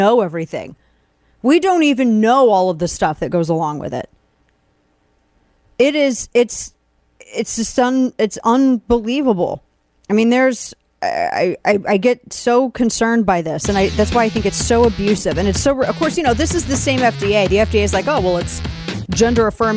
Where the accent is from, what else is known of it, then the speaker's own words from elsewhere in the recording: Missouri, United States; my home state of Missouri